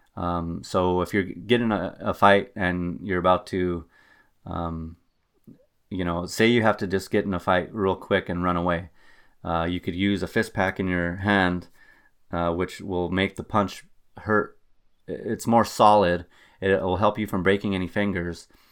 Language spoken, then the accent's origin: English; Albuquerque, New Mexico, United States; now in Wisconsin, United States; I'm originally from Albuquerque, New Mexico, and you do not have to deal with winter driving in Albuquerque.